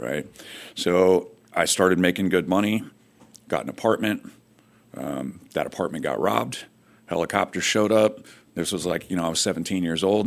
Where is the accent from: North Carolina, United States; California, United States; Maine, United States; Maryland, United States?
California, United States; Fresno; I grew up in Fresno, California